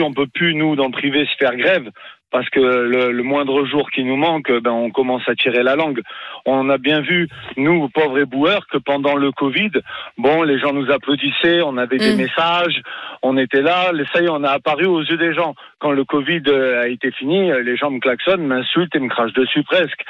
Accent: south of France, France; je suis sudiste

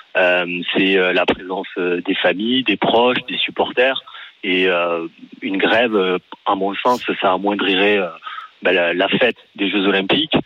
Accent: Paris, Île-de-France, France; je suis de Paris

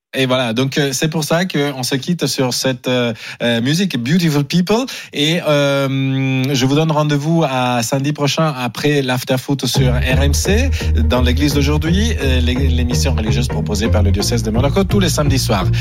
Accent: Italy; moved away; je suis italien

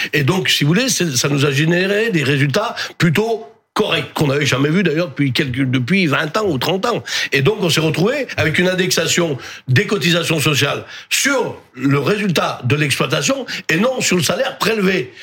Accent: Drôme, Auvergne-Rhône-Alpes, France; Je viens d'Adrome. On a un département qui est le plus bio de France.

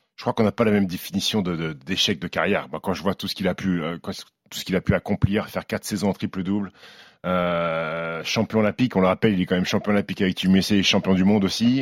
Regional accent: France; chez nous en France

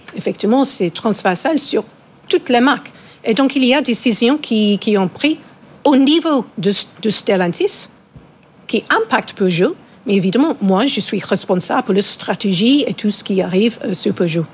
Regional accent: England, United Kingdom; French is a second language; now in France; Je suis anglaise avec nationalité française

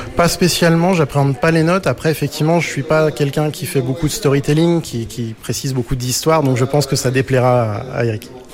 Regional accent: Breuil-le-Sec, Hauts-de-France, France; le fondateur de l'Informatruck, et je viens de Breuil-le-Sec, tout au fond de l'Oise

